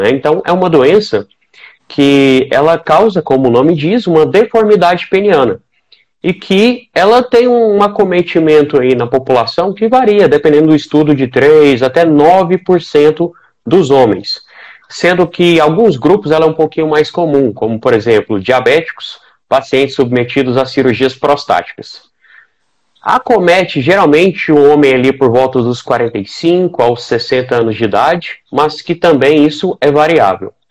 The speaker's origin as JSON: {"language": "Portuguese", "town": "Goiânia", "region": "Goiás", "country": "Brazil", "said": "eu sou médico urologista, especializado em andrologia, sou de Goiânia, atuo aqui na Terrinha, né, fiz a minha formação em urologia aqui mesmo"}